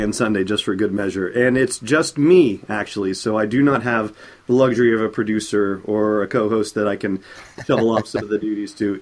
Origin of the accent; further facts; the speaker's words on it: Southern California, United States; I grew up in Southern California